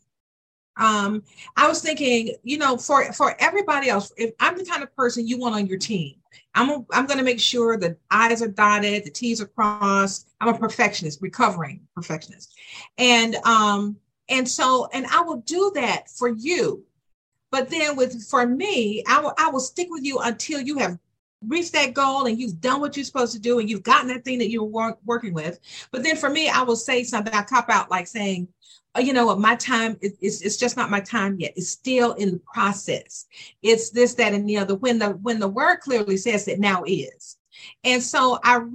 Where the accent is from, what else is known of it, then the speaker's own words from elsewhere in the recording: Decatur, Georgia, United States; also born or lived in Atlanta, Georgia; I am from Decatur, Georgia, or Atlanta, Georgia.